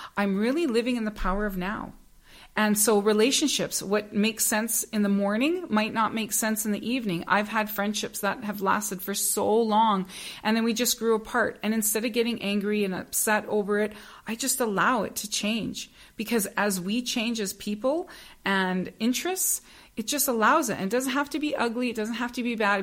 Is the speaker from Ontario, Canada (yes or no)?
yes; Northern Ontario, Canada; I grew up in Northern Ontario